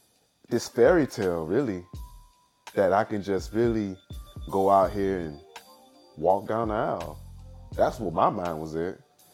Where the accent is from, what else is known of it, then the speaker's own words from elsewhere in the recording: Savannah, Georgia, United States; Like I was telling you earlier, growing up in Savannah. In Savannah, somebody that looked like BG was like